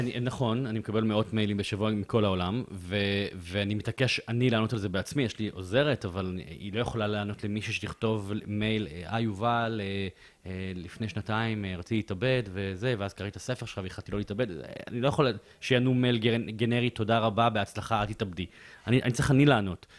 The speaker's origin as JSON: {"language": "Hebrew", "town": "Bat Yam", "region": "Tel Aviv District", "country": "Israel", "tie": "born or raised there", "said": "אני גדלתי בבית צנוע, בבת ים"}